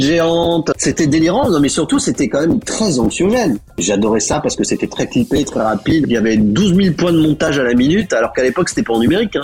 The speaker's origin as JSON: {"language": "French", "area": "Breton", "region": "Brittany", "country": "France", "said": "je suis breton"}